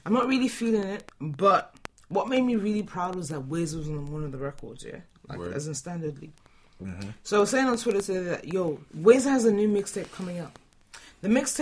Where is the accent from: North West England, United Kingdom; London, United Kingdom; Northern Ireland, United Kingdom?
London, United Kingdom; I'm from London